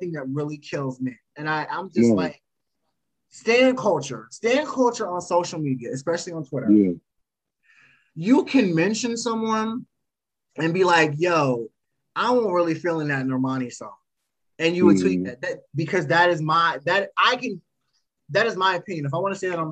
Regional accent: Potomac, Maryland, United States; I'm from Maryland, so I actually am from the Potomac area. So etiquette has always been ingrained in myself and my upbringing.

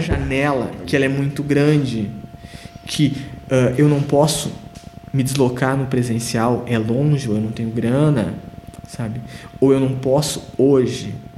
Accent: Rio Grande do Sul, Brazil; now in Sapiranga, Brazil; eu fui o único gaúcho convidado

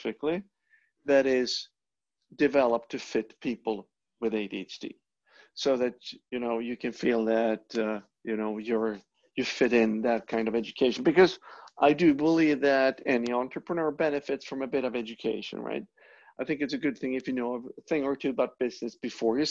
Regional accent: Sweden; moved away as an adult; also born or lived in Europe; now in United States; I'm from Northern Europe. I'm from Sweden

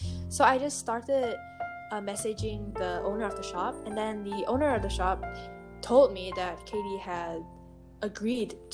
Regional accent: Malaysia; I am a Malaysian, but I'm Chinese

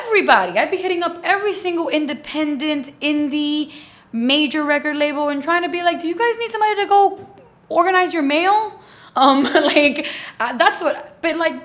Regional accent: New York City, New York, United States; I'm from the Bronx

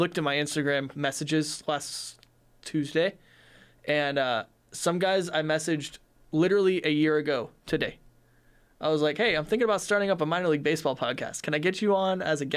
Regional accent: Simi Valley, California, United States; I'm actually from Simi Valley

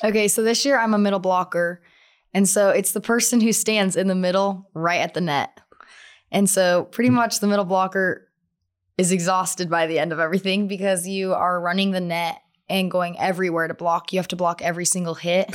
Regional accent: Twin Falls, Idaho, United States; I'm from Twin Falls, Idaho

